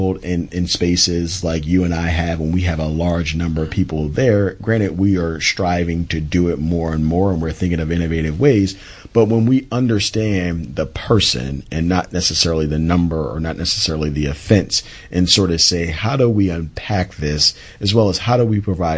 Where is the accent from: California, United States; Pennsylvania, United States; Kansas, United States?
Pennsylvania, United States; Philadelphia; I'm from Philly